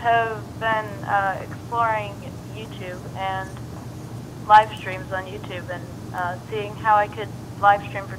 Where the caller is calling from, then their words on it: San Francisco, California, United States; I'm calling from San Francisco